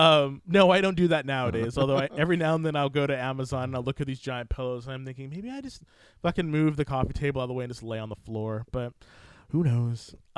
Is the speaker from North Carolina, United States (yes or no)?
no; Fresno, California, United States; I grew up in Fresno, California